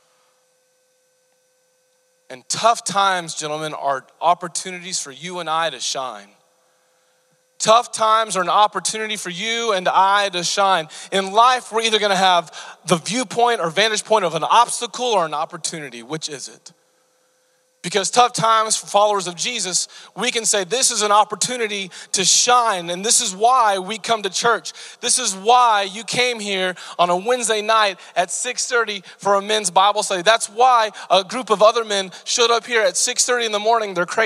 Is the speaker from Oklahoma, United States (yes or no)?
yes; Bartlesville, Oklahoma, United States; I grew up in Bartlesville, just north of Tulsa